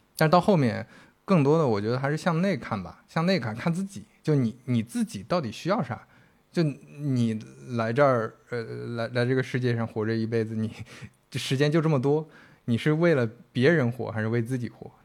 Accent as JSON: {"language": "Chinese", "region": "northern China", "country": "China", "said": "我们都是北方人嘛"}